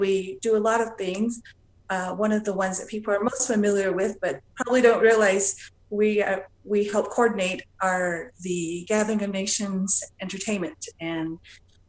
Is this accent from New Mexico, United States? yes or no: yes; Acoma and Laguna Pueblos, New Mexico, United States; I'm from Acoma and Laguna Pueblos in New Mexico